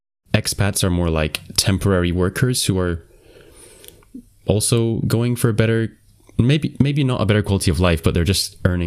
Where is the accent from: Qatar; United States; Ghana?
Qatar; So I grew up in Qatar, and if I try and like put myself in your shoes thinking like I want the citizenship of the country that I grew up in because I'm familiar with it